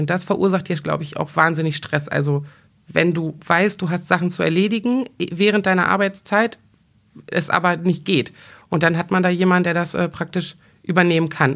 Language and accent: German; Braunschweig, Lower Saxony, Germany; ich bin gebürtige Braunschweigerin, ich wohne hier seit fast 43 Jahren